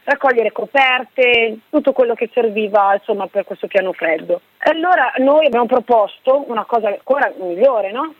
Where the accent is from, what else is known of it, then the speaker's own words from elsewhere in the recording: Milan, Lombardy, Italy; noi siamo di Milano